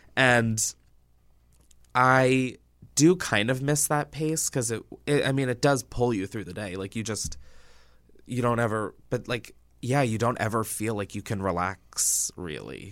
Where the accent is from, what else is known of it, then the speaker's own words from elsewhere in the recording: Newark, Delaware, United States; I'm from Delaware